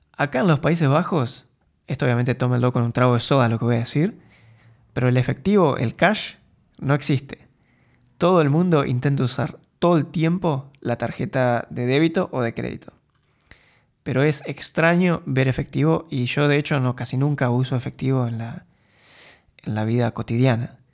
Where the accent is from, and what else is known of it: Argentina; moved away as an adult; now in Eindhoven, Netherlands